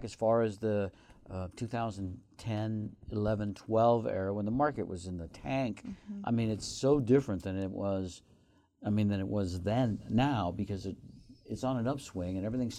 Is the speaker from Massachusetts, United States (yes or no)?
no; Reno, Nevada, United States; I'm from Reno